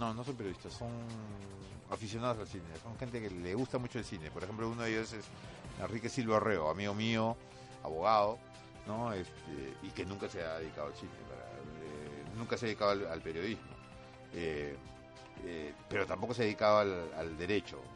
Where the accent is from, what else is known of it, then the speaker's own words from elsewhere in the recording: Peru; nosotros tenemos como tema recurrente los años del terrorismo, los años que marcaron a, la sociedad peruana